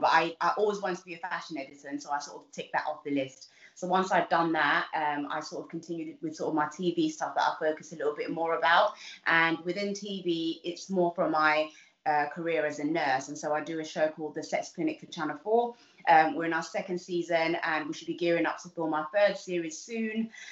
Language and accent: English; London, United Kingdom; also born or lived in Uganda; I came when I was super young, um, and so I grew up in Southeast London. Uh, it's somewhere a little place called East Dulwich